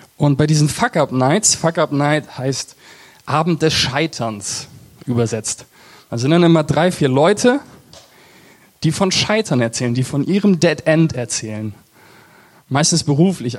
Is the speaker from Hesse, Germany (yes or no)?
yes; Eversbach, Hessian Hinterland, Hesse, Germany; ich komme aus Eversbach das ist so im Bermuda-Dreieck zwischen, zwischen Siegen, Marburg und Gießen